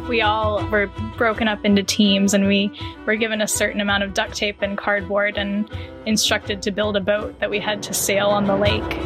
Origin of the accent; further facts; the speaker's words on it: Charlotte, North Carolina, United States; I'm from Charlotte, North Carolina